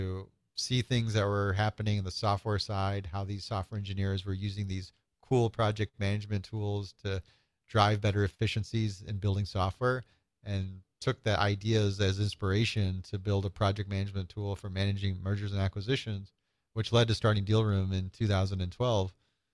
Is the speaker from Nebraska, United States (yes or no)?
yes; Nebraska, United States; moved away as an adult; now in Chicago, United States; Yeah, I was born in Chicago, grew up in small town Nebraska, and had a nice experience of that small town life up until about 19, where I did some of my school in Nebraska and then ended up coming out to Chicago.